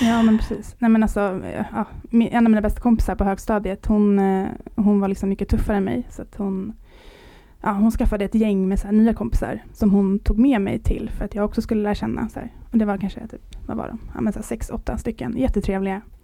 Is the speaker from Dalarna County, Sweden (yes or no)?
no; Åkersberga, Stockholm County, Sweden; moved away as an adult; also born or lived in Södermalm, Stockholm / Kungsholmen, Stockholm / United States; now in Sollerön, Sweden; Jag är eh, från Stockholm, född på Södermalm och eh, uppvuxen mestadels i Åkersberga, som är en liten medelklass villaförort till eh, Stockholm